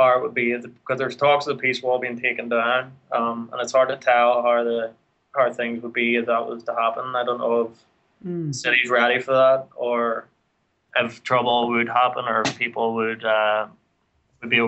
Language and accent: English; Belfast, Northern Ireland, United Kingdom; moved away as an adult; now in Kansas City, United States; I grew up in the height of the troubles